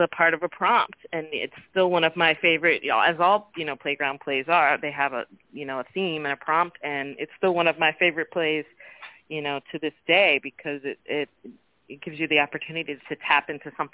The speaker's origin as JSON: {"language": "English", "town": "Oakland", "region": "California", "country": "United States", "tie": "born or raised there", "also_born_or_lived": "New Orleans", "said": "growing up in Oakland and watching it shift. I grew up in the 80s"}